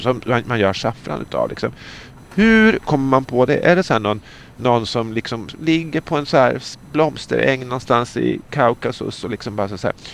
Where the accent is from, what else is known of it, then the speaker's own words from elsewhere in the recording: Sweden; som svensk